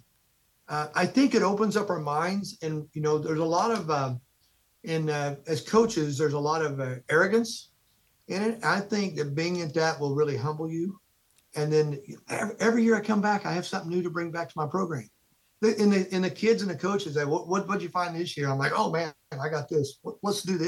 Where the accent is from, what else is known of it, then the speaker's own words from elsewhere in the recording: Midwest, United States; being a Midwesterner